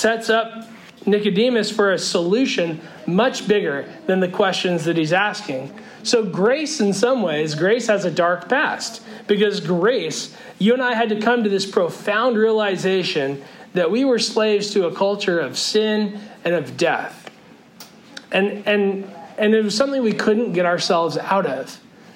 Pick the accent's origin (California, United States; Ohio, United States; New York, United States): California, United States; Northern; moved away; as a kid growing up in California